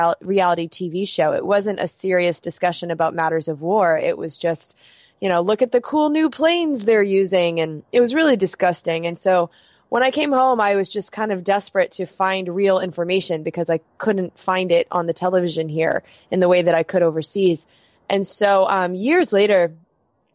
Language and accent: English; United States; also born or lived in Germany; as an American